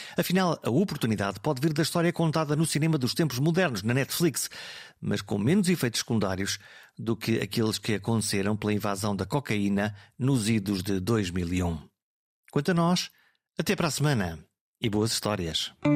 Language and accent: Portuguese; Alto Minho, Norte, Portugal; eu sou do Alto Minho